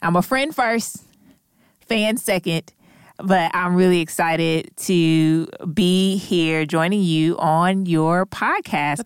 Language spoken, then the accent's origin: English; St. Louis, Missouri, United States; now in Durham, United States; hail from Saint Louis, Missouri, but have been living in Durham, North Carolina